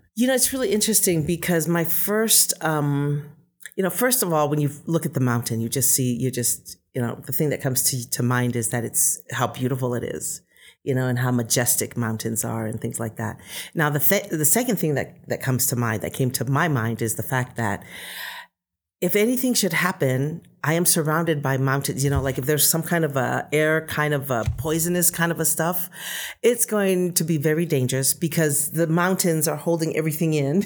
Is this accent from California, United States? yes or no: yes; Bay Area, California, United States; moved away as an adult; also born or lived in Tonga / Hawaii; now in Utah, United States; I basically grew up in the Bay Area